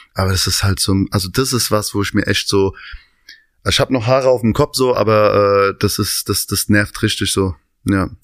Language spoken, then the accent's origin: German; Hanau, Hesse, Germany; also born or lived in Aschaffenburg, Bavaria; now in Berlin, Germany; komme aus, ähm, ursprünglich aus einem Vorort von Hanau. Vier Kilometer, bin also quasi in Hanau groß geworden, bin aber allerdings in äh, Aschaffenburg, also in Bayern geboren.